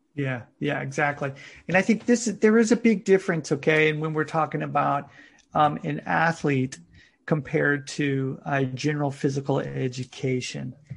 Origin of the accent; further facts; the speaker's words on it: United States; now in Japan; I'm originally from the United States